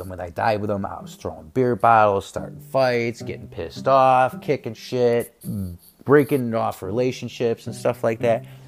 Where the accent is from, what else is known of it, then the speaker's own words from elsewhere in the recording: Chicago, Illinois, United States; moved away; also born or lived in Texas / Arizona; I'm from Chicago, I'm Chicago, Chicago, Chicago, Chicago.